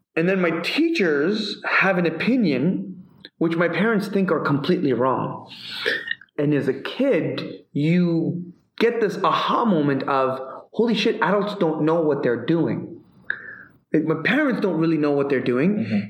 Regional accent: Canada; I'm Canadian.

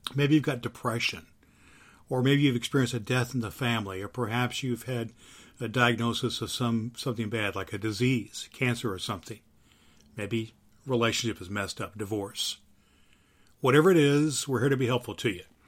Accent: Evansville, Indiana, United States; my hometown newspaper of Evansville, Indiana

